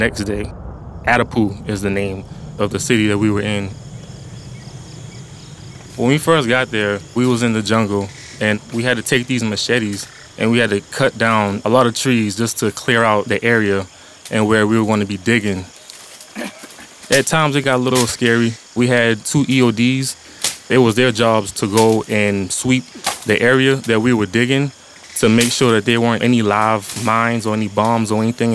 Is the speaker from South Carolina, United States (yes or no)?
yes; Georgetown, South Carolina, United States; I'm from Georgetown, South Carolina